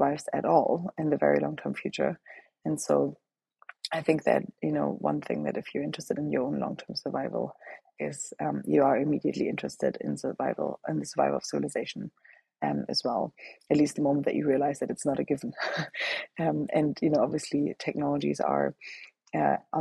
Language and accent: English; Germany; moved away; I grew up in Germany, and that's where I'm from